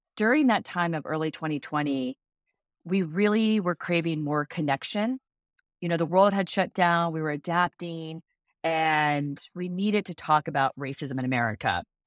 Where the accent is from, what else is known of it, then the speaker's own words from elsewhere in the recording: Cincinnati, Ohio, United States; We are originally from Cincinnati, Ohio.